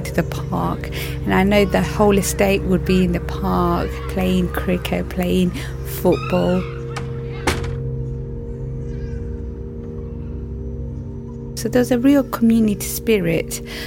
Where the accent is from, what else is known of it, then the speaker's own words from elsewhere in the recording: London, United Kingdom; I grew up in East London